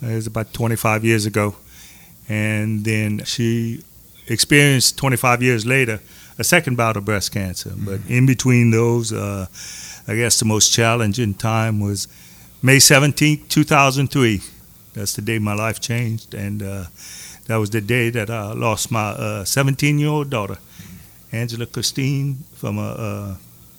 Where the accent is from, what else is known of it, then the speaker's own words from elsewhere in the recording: Maurice, Louisiana, United States; Born and raised in Maurice, Louisiana.